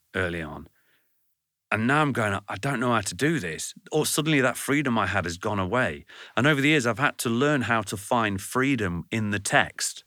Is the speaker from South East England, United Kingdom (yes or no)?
no; Burton upon Trent, West Midlands, United Kingdom; I come from Burn-on-Trent